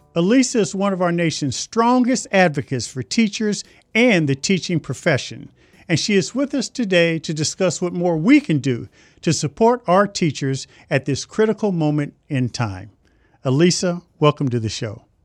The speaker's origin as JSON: {"language": "English", "town": "Indianapolis", "region": "Indiana", "country": "United States", "tie": "born or raised there", "said": "I grew up in Indianapolis"}